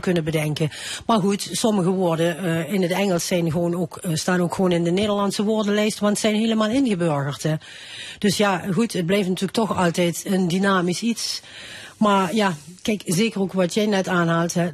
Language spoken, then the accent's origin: Dutch; Thorn, Limburg, Netherlands; accent: Limburgish dialect; ik spreek ook dialect. Ik kom uit Toer